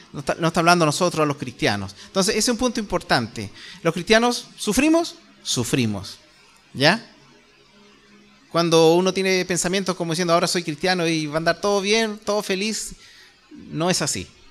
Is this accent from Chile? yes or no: yes; Chile; nosotros como chilenos